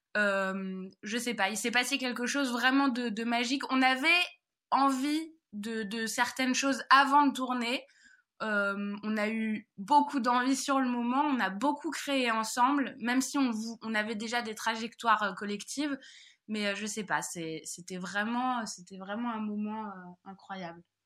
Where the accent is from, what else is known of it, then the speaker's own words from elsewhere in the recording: Paris, Île-de-France, France; moved away; je suis parisienne